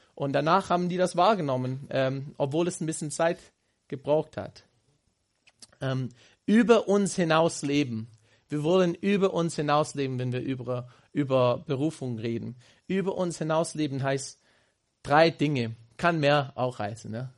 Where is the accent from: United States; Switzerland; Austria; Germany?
United States; Houston, Texas; German is a second language; moved away as an adult; meine Heimat gefragt haben in Houston